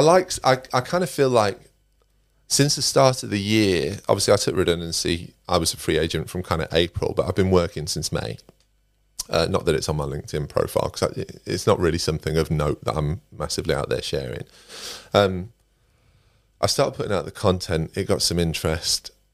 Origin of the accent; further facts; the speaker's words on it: Derbyshire, East Midlands, United Kingdom; moved away as an adult; also born or lived in Nottingham; I'm originally from Derbyshire, um, and I started my career in recruitment in Nottingham. I moved to Nottingham when I was about 21